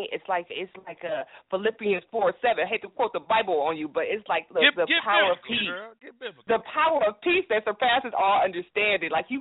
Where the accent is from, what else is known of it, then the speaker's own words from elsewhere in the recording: Cleveland, Ohio, United States; now in Atlanta, United States; I'm from Euclid East. I mean, like, for real, Cleveland